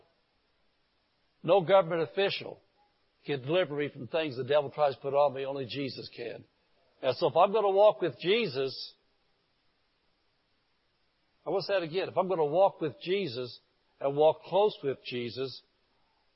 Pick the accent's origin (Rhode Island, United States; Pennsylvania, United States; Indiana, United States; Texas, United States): Indiana, United States; Indianapolis; the area I grew up in Indianapolis was called the Garfield area